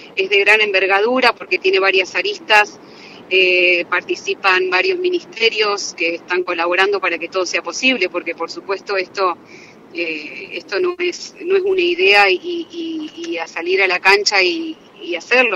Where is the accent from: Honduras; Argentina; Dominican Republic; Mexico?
Argentina; Ceres, Santa Fe; moved away; soy de Ceres